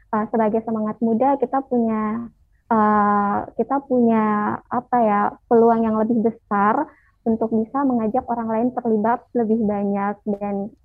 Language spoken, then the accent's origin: Indonesian; Makassar, South Sulawesi, Indonesia; aku asal dari Makassar, Kak.